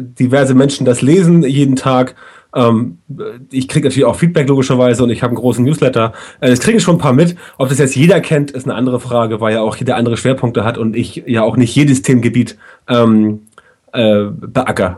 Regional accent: Germany; bei uns in Deutschland

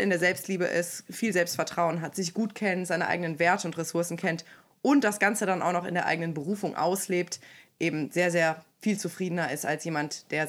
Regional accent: Aachen, North Rhine-Westphalia, Germany; Ich komme aus Aachen und arbeite dort als Empowerment Coach

